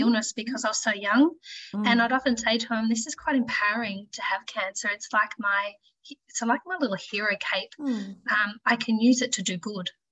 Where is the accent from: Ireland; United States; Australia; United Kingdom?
Australia; Launceston, Tasmania; also born or lived in Brisbane; I grew up in Launceston, um, spent most of my life here